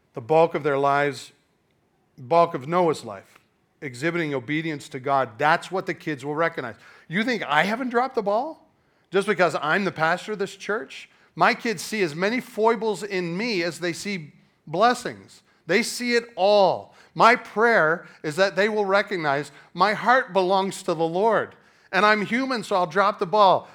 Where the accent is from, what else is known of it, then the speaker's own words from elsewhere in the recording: Canada; now in United States; I was born in Canada